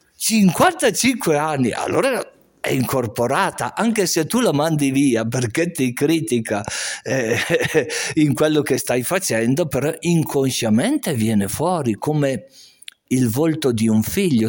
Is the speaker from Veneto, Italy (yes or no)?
no; Castenedolo, Lombardy, Italy; io sono originario di Castenedolo